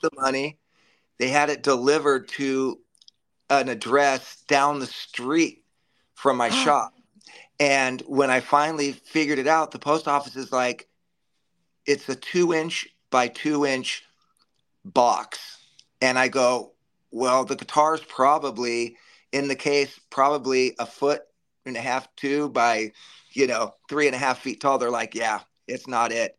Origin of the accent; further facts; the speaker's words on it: Los Angeles, California, United States; I born and raised in the Valley